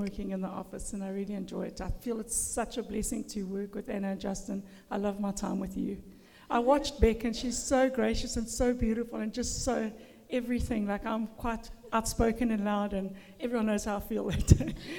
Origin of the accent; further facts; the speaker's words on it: Durban, KwaZulu-Natal, South Africa; moved away as an adult; also born or lived in Zimbabwe; now in Australia; I was born in a Christian home in Durban, South Africa